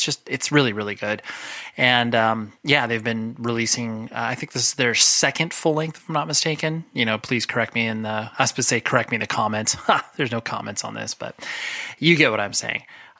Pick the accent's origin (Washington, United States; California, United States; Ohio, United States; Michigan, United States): California, United States; Always in the Orange County, Southern California area.